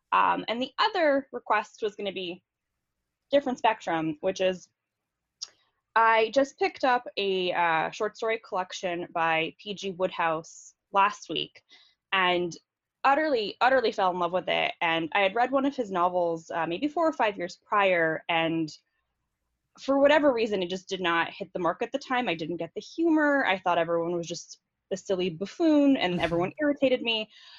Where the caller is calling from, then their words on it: San Jose, California, United States; I am calling from San Jose, California.